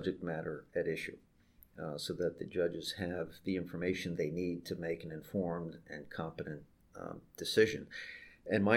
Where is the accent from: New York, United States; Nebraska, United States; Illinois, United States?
New York, United States; moved away as an adult; also born or lived in Alexandria, Virginia; I grew up and worked in New York for all of my life